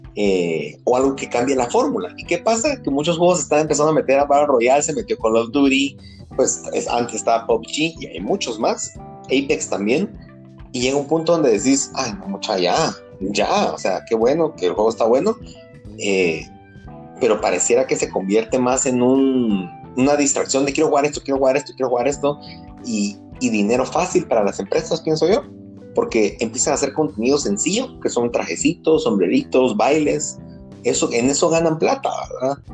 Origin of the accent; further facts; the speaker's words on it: Guatemala; como buen chapín